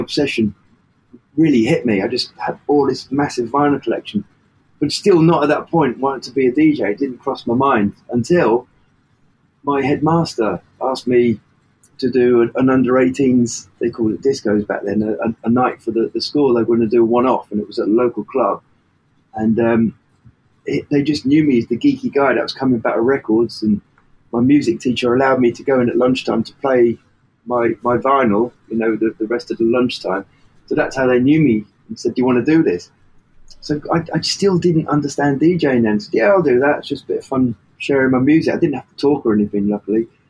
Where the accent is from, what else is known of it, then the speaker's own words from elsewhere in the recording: Worthing, South East England, United Kingdom; I'm from Worthing, West Sussex